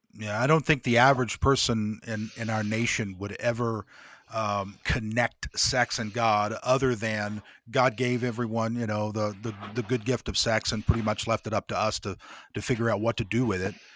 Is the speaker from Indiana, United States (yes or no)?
yes; Greenfield, Indiana, United States; moved away; I grew up, uh, my middle school and high school years were in Indiana